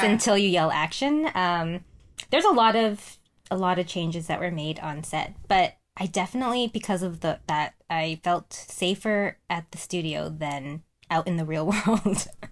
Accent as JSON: {"language": "English", "town": "Vancouver", "region": "British Columbia", "country": "Canada", "tie": "born or raised there", "said": "I grew up in cool. Vancouver"}